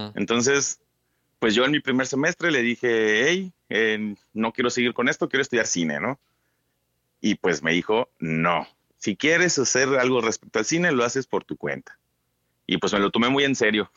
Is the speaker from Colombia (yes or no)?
no; Chetumal, Quintana Roo, Mexico; also born or lived in Cancún; yo soy de Chetumal